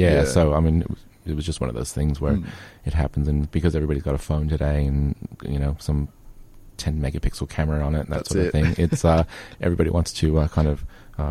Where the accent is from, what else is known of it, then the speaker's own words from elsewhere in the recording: United States; accent: American; now in Melbourne, Australia; It's my American accent.